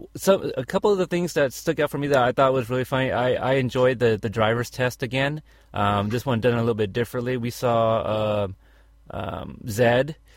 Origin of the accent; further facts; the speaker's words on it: Texas, United States; I was born in Texas